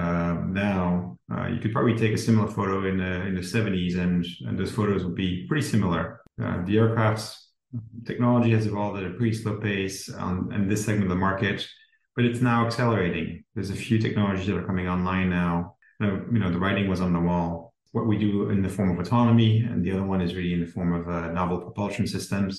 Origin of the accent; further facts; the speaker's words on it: Belgium; moved away as an adult; now in United States; I'm originally from Belgium, came to the US right after my undergrad and started working here